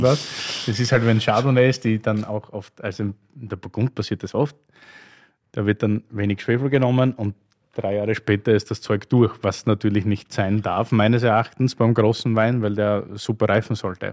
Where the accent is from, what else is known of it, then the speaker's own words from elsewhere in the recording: Styria, Austria; aus meiner Heimat, nicht? Steiermark